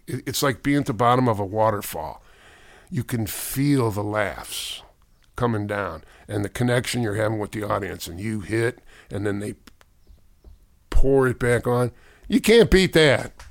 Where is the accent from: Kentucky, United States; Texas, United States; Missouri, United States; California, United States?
Missouri, United States; St. Louis; I grew up in South Saint Louis